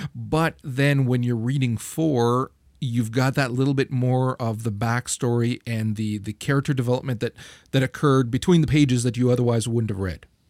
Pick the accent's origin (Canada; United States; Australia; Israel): Canada; I'm Canadian